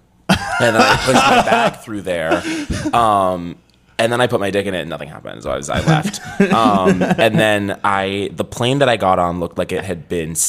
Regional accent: Philadelphia, Pennsylvania, United States; I'm from Philadelphia

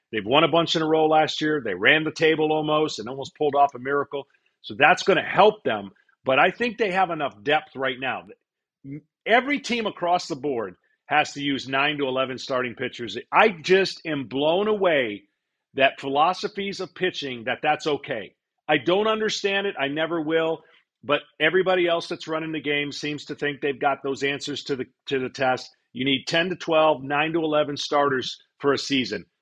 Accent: Detroit, Michigan, United States; moved away as an adult; I was a Detroit native

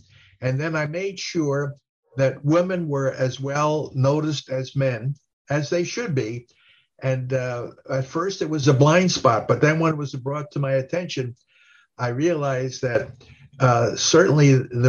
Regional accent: Italy; And I'm saying, I'm from Italy. Where the heck? Why don't they talk about Italy?

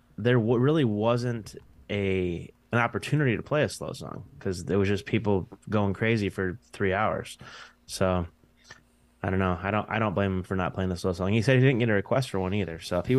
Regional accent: Michigan, United States

